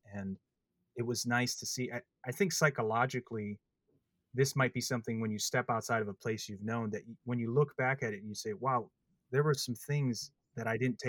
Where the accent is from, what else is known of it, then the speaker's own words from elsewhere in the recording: Midwest, United States; But growing up in the Midwest, that's what helped me understand the passing of time.